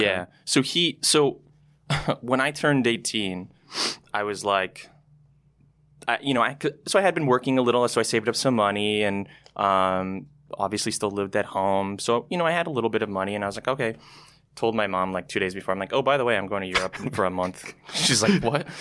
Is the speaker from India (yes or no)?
no; Canada; moved away as an adult; also born or lived in Toronto / San Francisco; as a Canadian